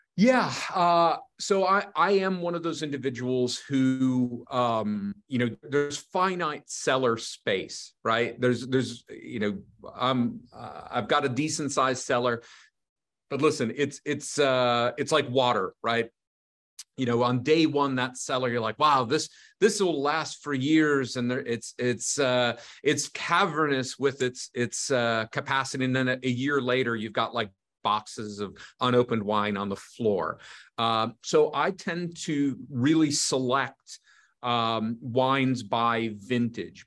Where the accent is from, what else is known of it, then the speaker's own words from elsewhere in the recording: United States; being an American